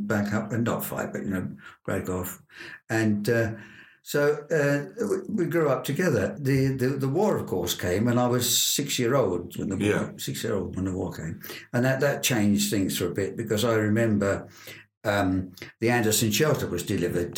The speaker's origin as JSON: {"language": "English", "area": "Feltham, Middlesex", "region": "London", "country": "United Kingdom", "tie": "born or raised there", "also_born_or_lived": "Southfields, London", "moved": "yes", "lives_now": "Cambridgeshire, United Kingdom", "said": "I was 3 years old when we moved from London, Southfields, into a council house on the outskirts of Feltonby, Middlesex"}